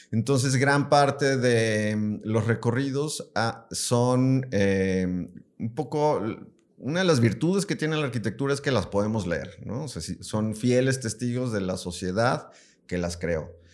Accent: Yurécuaro, Michoacán, Mexico; now in Guadalajara, Mexico; Bueno, yo ni soy de aquí, ¿verdad?

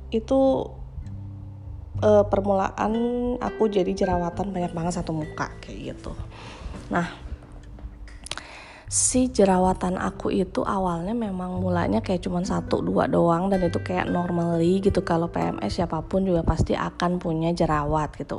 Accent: Bandung, West Java, Indonesia; now in Jakarta, Indonesia; aku lahir dan besar di Bandung gitu kena air di Bandung

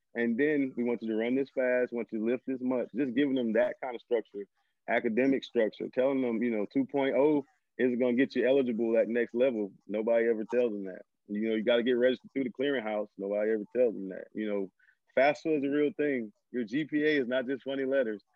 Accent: Homer, Louisiana, United States; moved away as an adult; I'm originally from Homer, Louisiana, small little town in northern Louisiana

